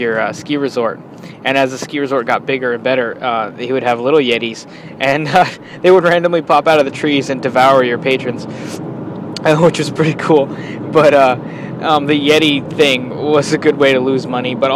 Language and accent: English; Colorado, United States; I grew up in Colorado